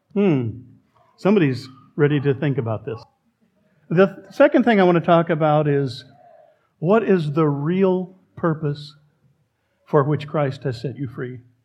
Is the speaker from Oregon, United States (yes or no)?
yes; Oregon, United States; We Oregonians